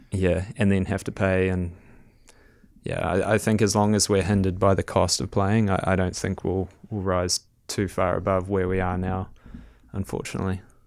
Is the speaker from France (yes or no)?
no; Whangarei, Northland, New Zealand; I grew up in Whangarei up north